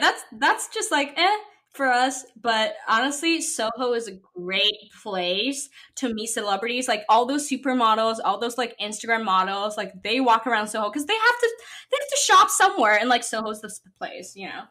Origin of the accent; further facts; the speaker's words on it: Shanghai, China; now in New York City, United States; I grew up in Shanghai, which is a very, very international, like big city